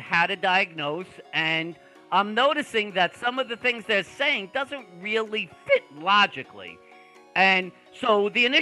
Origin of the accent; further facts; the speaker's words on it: Long Island, New York, United States; accent: Brooklyn; I'm actually from Long Island, but I have the most extreme Brooklyn accent